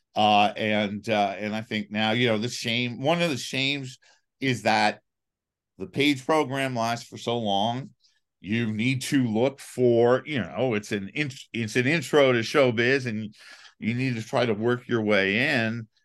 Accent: New York City, New York, United States; I grew up in Manhattan

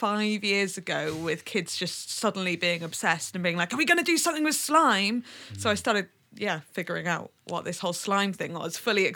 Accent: Manchester, North West England, United Kingdom; also born or lived in Oklahoma City, Oklahoma, United States; I grew up in Manchester and Oklahoma City for a bit, which you cannot tell from my accent, and then back to Manchester again.

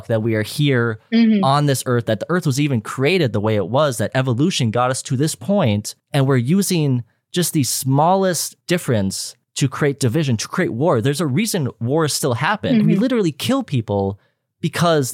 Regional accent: Minnesota, United States; we were born in Minnesota

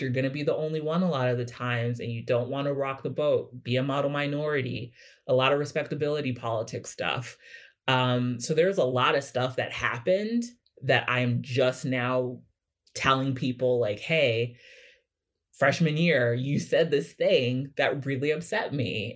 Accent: Kansas City, Missouri, United States; moved away; I'm from Kansas City, Missouri originally

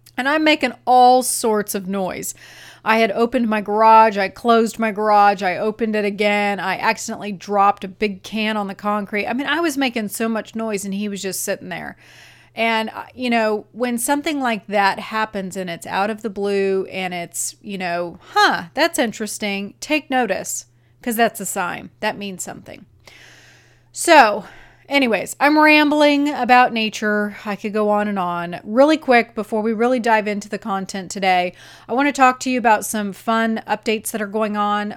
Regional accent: Arizona, United States; I grew up in Arizona

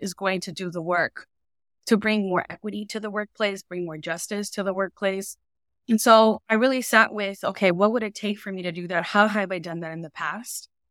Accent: Inglewood, California, United States; I grew up in Inglewood, California, which is a community right outside of the L

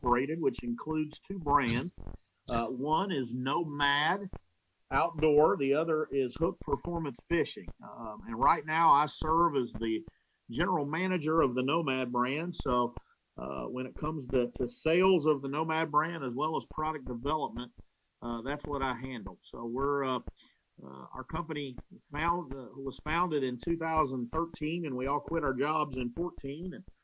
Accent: West Virginia, United States; I was born in West Virginia

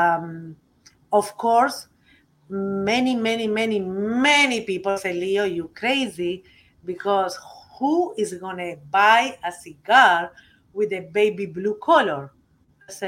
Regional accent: Uruguay; English is a second language; now in United States; I just coming from Uruguay, I not coming from the tobacco country

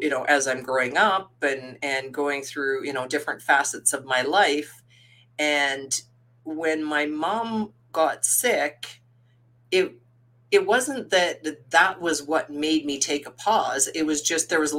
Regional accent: Saskatchewan, Canada; I was born in Saskatoon, Saskatchewan. When I was 5 years old, my parents and then four older siblings, four older sisters, two younger brothers, so six of us kids, my parents moved us to the farm.

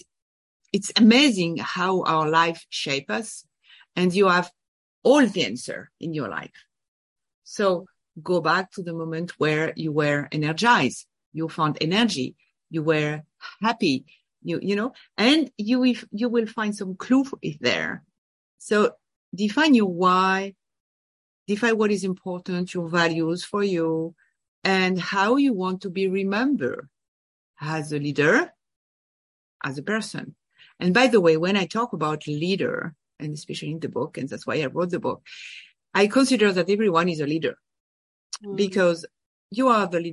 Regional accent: France; English is a second language; moved away as an adult; also born or lived in Boston / Paris; now in New York, United States; I am from France. I was born and raised in France

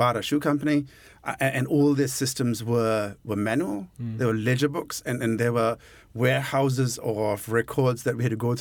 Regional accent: Colombo, Western Province, Sri Lanka; moved away as an adult; now in New Zealand; I grew up in Colombo

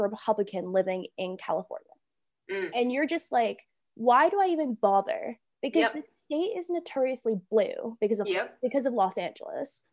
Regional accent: Toronto, Ontario, Canada; now in London, Canada; I'm from Toronto, I voted in Toronto when I went home

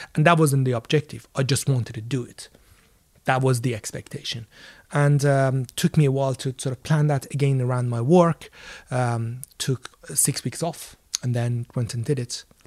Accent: Iran; now in London, United Kingdom; I grew up in Iran

